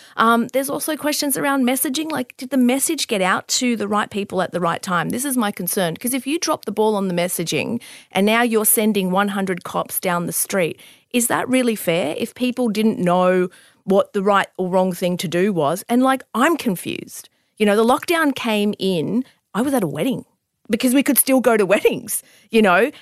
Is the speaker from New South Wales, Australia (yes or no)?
yes; Bankstown, New South Wales, Australia; I grew up in that area. I grew up in Bankstown. My parents still live in Bankstown.